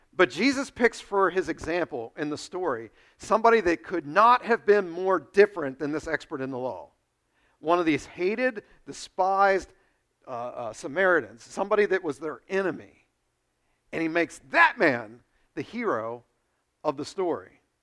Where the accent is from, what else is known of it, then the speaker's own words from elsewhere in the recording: United States; you and I face as American Christians